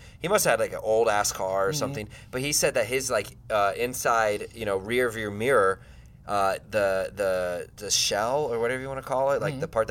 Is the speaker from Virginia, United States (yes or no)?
yes; Northern Virginia, United States; now in Phoenix, United States; I'm from Northern Virginia, which is Northern basically Virginia.